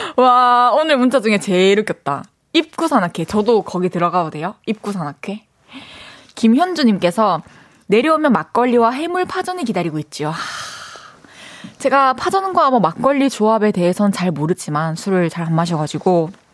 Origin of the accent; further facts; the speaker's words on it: Changwon, South Gyeongsang, South Korea; 제 고향이 마산입니다